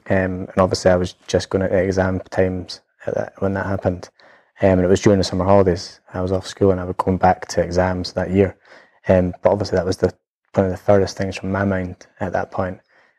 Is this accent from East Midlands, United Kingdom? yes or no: no; Edinburgh, Scotland, United Kingdom; It was great. I lived just near Portobello. So actually it's something I love being near the sea. It's never left me. So we stayed in Mountcastle area.